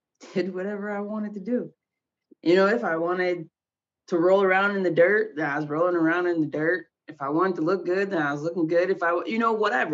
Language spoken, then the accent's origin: English; Minneapolis, Minnesota, United States; also born or lived in Iowa; I'm from Iowa, but I grew up in Minneapolis, went to school in Minneapolis.